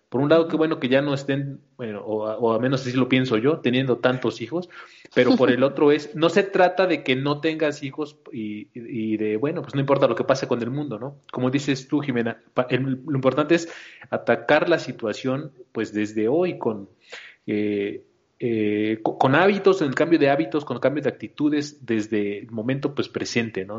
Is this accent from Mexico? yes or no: yes; Mexico City, Mexico; yo soy también aquí de la Ciudad de México